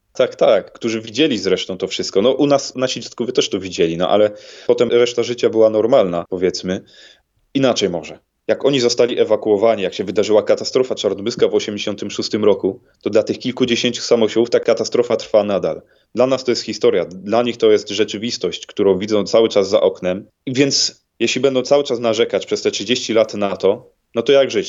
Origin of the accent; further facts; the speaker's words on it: Ostrów Wielkopolski, Greater Poland, Poland; u siebie w Ostroju Wielkopolskim